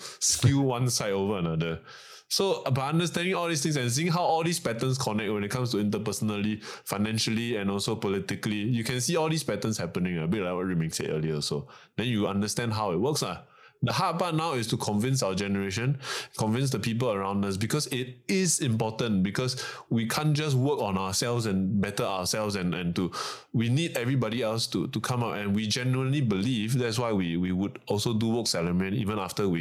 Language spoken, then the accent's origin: English; Malaysia; now in Singapore; I'm from Malaysia.